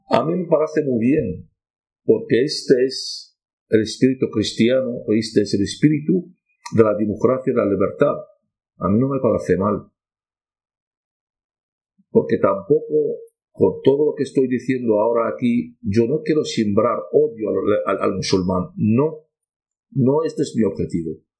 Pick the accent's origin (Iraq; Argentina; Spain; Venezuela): Iraq; Nineveh; Niñas de mi pueblo, al arrasado mi pueblo, dos pueblos teníamos de mi padre, de mi de mi madre, en, el norte de Irak